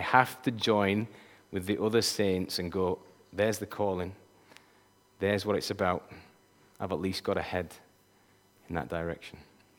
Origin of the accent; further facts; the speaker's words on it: Yorkshire and the Humber, United Kingdom; I'm a Yorkshireman. And I gotta tell you, people from Yorkshire, we think like nobody